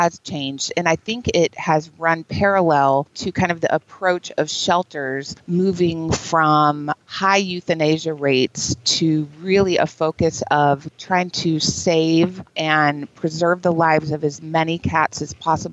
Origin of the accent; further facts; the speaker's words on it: Texas, United States; I lived in Texas. I grew up in Texas